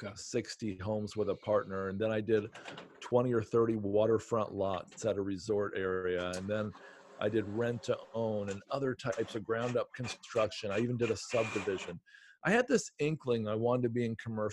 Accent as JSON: {"language": "English", "region": "Southern Ohio", "country": "United States", "tie": "born or raised there", "also_born_or_lived": "Detroit, Michigan", "moved": "yes", "lives_now": "Southwest Virginia, United States", "said": "I grew up in Southern Ohio and spent 10 years in Detroit and then last 22 years in the Blue Ridge Mountains"}